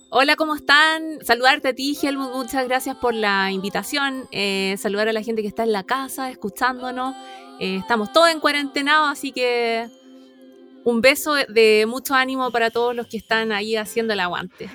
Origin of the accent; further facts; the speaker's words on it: La Ligua, Valparaíso, Chile; yo vengo de la Ligua